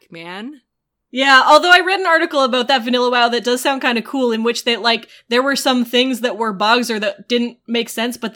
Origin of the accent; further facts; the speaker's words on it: Canada; Um, I'm from Canada.